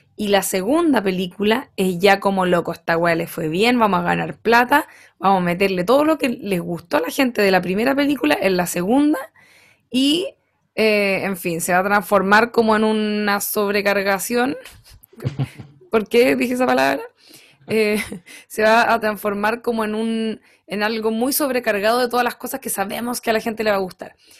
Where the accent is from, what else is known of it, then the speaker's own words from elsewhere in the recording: Rancagua, O'Higgins, Chile; en mi infancia en Rancagua